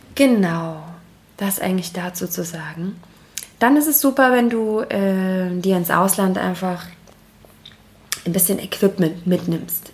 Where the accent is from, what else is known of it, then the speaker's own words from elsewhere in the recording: Germany; Wir haben als Deutsche